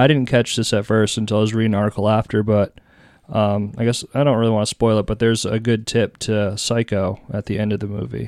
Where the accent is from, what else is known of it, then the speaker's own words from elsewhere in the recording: New Hampshire, United States; also born or lived in Texas; I was from New Hampshire